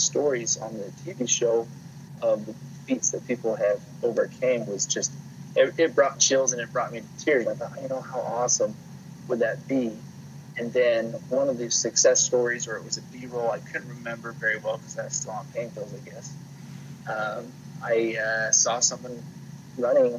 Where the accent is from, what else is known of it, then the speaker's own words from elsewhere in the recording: Provo, Utah, United States; where I grew up is Provo